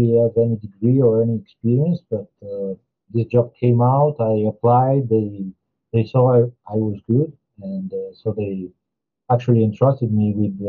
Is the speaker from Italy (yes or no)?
yes; Verona, Veneto, Italy; accent: Italian; English is a second language; moved away as an adult; also born or lived in Como, Italy; now in Rome, Italy; I ended up moving from Verona, which is my hometown